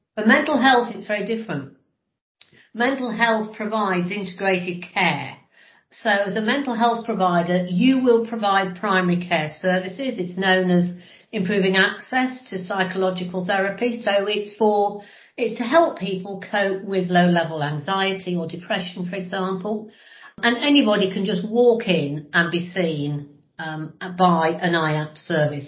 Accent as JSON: {"language": "English", "area": "Lincolnshire, near Grimsby", "region": "East Midlands", "country": "United Kingdom", "tie": "born or raised there", "also_born_or_lived": "Brighton", "said": "I was born uh, in Grimsby, but actually spent most of um, the time I was growing up about living in Lincolnshire in the middle of nowhere, about 15 miles outside of, of Grimsby."}